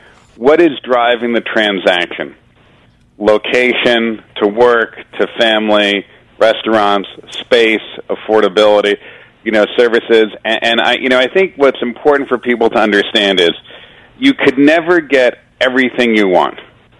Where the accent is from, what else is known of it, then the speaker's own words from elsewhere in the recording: Long Island, New York, United States; now in Westchester, United States; I grew up in Long Island and now I live in Westchester.